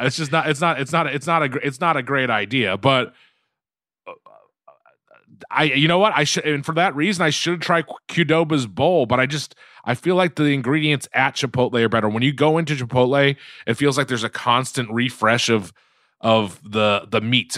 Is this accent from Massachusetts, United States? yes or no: yes; Quincy, Massachusetts, United States; now in Los Angeles, United States; growing up in Quincy